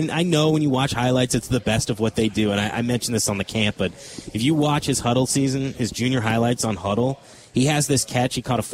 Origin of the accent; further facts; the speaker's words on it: Minnesota, United States; born there; That's because I'm not originally from Wisconsin.